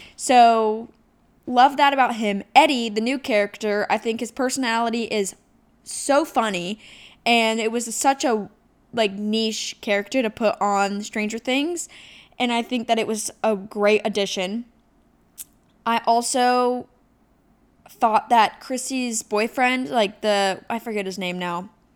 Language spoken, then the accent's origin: English; Ohio, United States; moved away; I came from Ohio. So I, uh, I lived in a pretty rural area that was really small. You knew everybody around. Their moms went to s, high school with my mom type deal